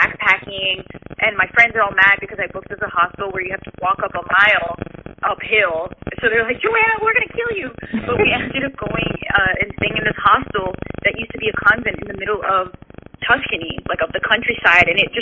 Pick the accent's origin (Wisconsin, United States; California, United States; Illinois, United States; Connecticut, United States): Connecticut, United States; first language Portuguese; English is a second language; also born or lived in Rio de Janeiro, Brazil; we grew up in this really tiny town in Connecticut.